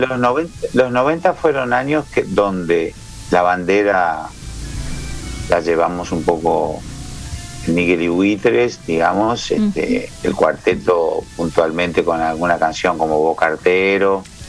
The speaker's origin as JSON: {"language": "Spanish", "region": "Montevideo", "country": "Uruguay", "also_born_or_lived": "Buenos Aires, Argentina", "moved": "as an adult", "said": "soy montevideano, y un montevideano artista"}